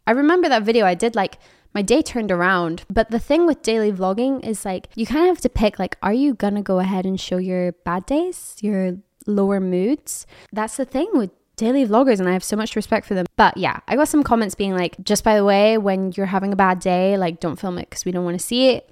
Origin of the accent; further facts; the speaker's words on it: Edinburgh, Scotland, United Kingdom; moved away; I'm from Edinburgh, Scotland